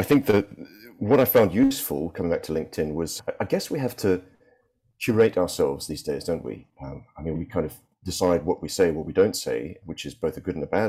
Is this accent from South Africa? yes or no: yes; Cape Town, Western Cape, South Africa; moved away as an adult; also born or lived in Singapore / United Kingdom; growing up in South Africa was in the middle of apartheid